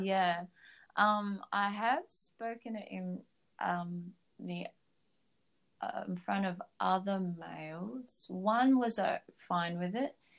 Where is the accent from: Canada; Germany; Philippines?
Philippines; now in Australia; I was born in Philippines, so I was a very strict Catholic back then